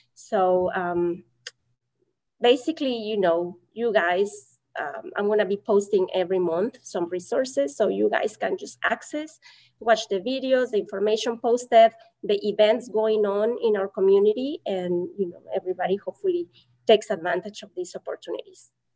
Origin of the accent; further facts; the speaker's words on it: Mexico; English is a second language; now in United States; I'm from Mexico